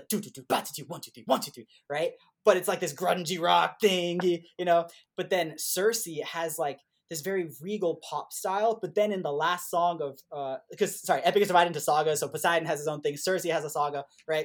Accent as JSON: {"language": "English", "country": "Puerto Rico", "tie": "born or raised there", "also_born_or_lived": "Indiana, United States", "moved": "as an adult", "said": "growing up in Puerto Rico"}